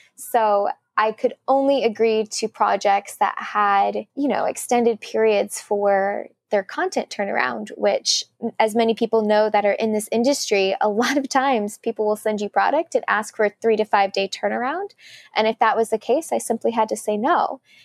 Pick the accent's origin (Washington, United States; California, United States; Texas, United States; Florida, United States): Texas, United States; Sugar Land; moved away as an adult; also born or lived in Korea; now in New York, United States; my hometown, which when I tell people I'm from Sugarland